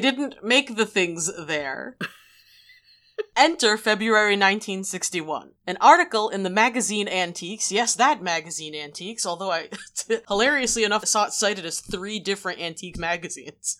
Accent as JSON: {"language": "English", "town": "New Bedford", "region": "Massachusetts", "country": "United States", "tie": "born or raised there", "said": "I grew up in New Bedford."}